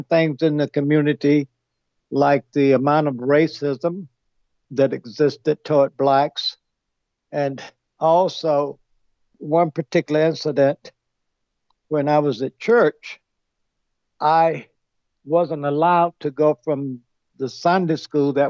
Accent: Greenville, South Carolina, United States; I grew up in Greenville, South Carolina

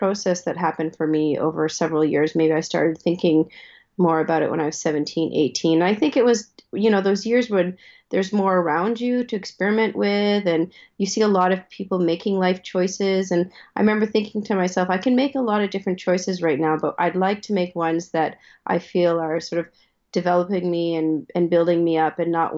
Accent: Ottawa, Ontario, Canada; I grew up in Ottawa, Ontario

